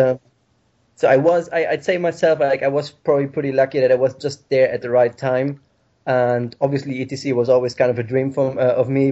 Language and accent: English; Germany; English is a second language; moved away as an adult; now in Ireland; I'm being originally from Germany